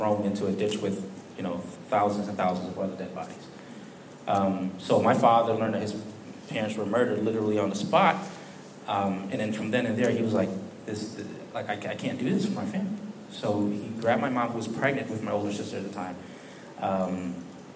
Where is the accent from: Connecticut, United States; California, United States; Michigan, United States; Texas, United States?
Connecticut, United States; Bridgeport; moved away as an adult; also born or lived in Philippines; now in Boston, United States; I am originally from Connecticut, Bridgeport, Connecticut, Southern Connecticut. Moved up to Boston about 6 years ago